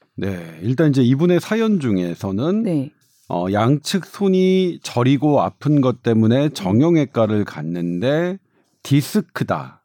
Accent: Seoul, South Korea; 제가 강북에서 주로 태어나서 강북에서는 뭐 누구 하나 남부럽지 않게 막으스대며 살았는데

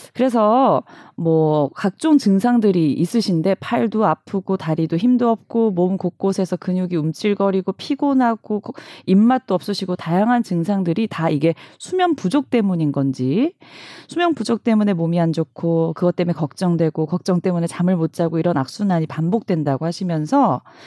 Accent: Busan, South Korea; now in Seoul, South Korea; 저도 부산 출신이고 서울에 왔는데

